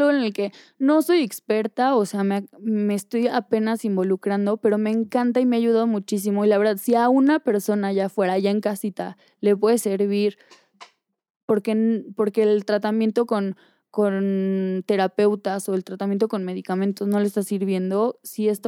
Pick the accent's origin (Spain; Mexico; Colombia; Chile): Mexico; moved away; y me fui de México y vendí todo y corté y cambié novio y, y cambié de ropa y cambié de estilo y me tatué y no me encontraba.